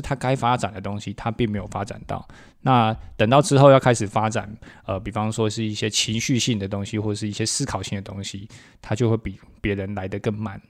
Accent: Taiwan; 闽南语是我们台湾很重要的一个本土母语

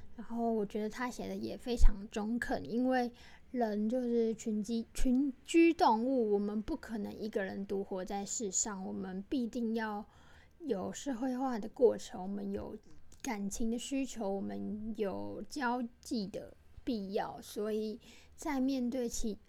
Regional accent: Taiwan; 身为台湾人

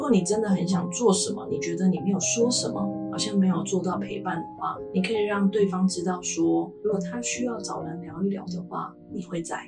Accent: Kaohsiung, Taiwan; moved away; 我老家在高雄

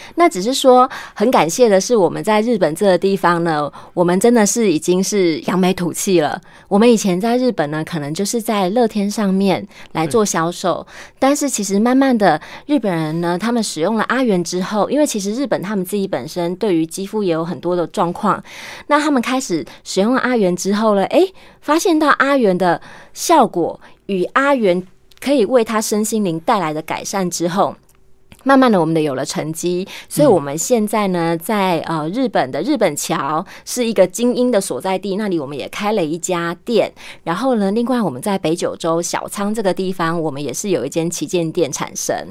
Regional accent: Taiwan; 为什么我们现在台湾呢，会有那么多敏感性牙齿

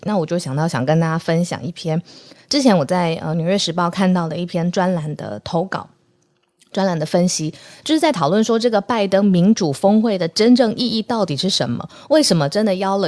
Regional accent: Taiwan; 现在我们的邦交国是剩下十四个国家

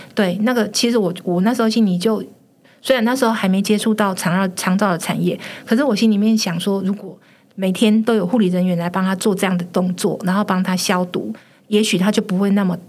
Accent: Taiwan; 我们台湾人

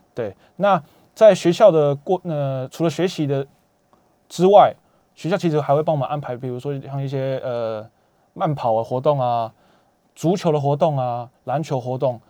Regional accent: Taiwan; 我就会特别强调我是来自台湾，我不是来自China

